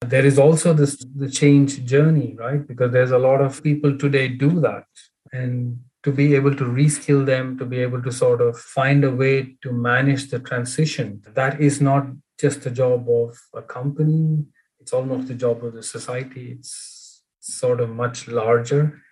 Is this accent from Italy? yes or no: no; Bangalore, Karnataka, India; moved away as an adult; now in Sweden; I grew up in Bangalore.